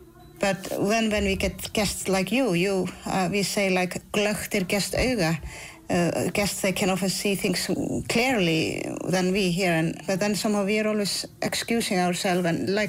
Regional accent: Iceland; I'm from Iceland.

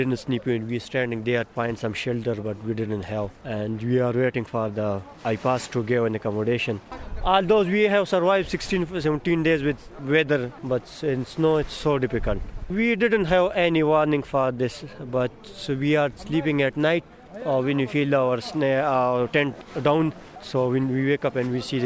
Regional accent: Pakistan; now in Dublin, Ireland; I'm from Pakistan

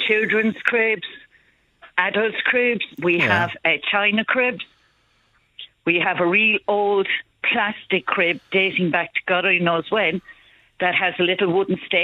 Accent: Cork, Munster, Ireland; moved away as an adult; now in Dublin, Ireland; we're from Cork

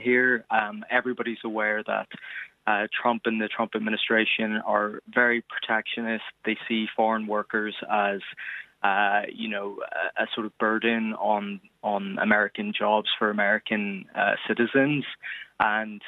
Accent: Derry, Northern Ireland, United Kingdom; moved away as an adult; now in New York, United States; I'm from Derry originally, so I'm here on an Irish passport

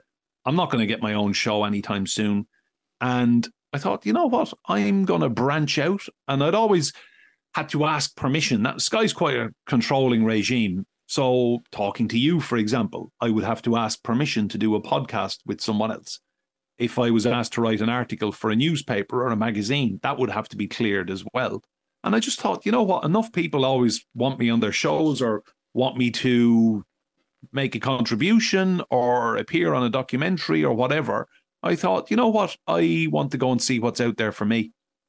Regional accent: County Wexford, Ireland; I'm proud. I will never change my accent. I will never have any other passport than an Irish passport. And to my dying breath, I will be a very proud Wexford man.

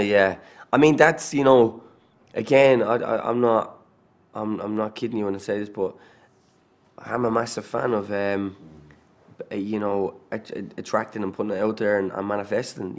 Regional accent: Ireland; accent: Irish

